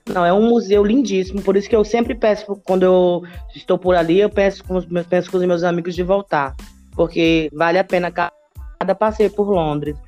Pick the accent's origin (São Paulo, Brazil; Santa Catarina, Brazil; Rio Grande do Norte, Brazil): Rio Grande do Norte, Brazil; Natal; moved away as an adult; now in Minas Gerais, Brazil; eu nasci em Natal, né? E na infância, quando eu tinha sete anos, eu vim para Minas